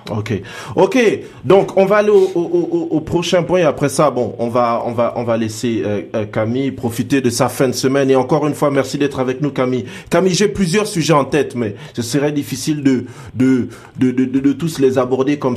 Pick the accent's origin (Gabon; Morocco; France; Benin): Gabon; Port-Gentil, Ogooué-Maritime; now in Senegal; je pense que c'est chez moi, c'est chez moi à Port-Gentil qu'ils vont jouer.